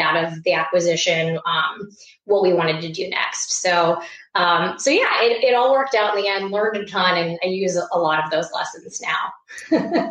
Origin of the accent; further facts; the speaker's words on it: Iowa, United States; moved away as an adult; also born or lived in New York; I grew up in Iowa. Uh, went out to New York to start my career um, after college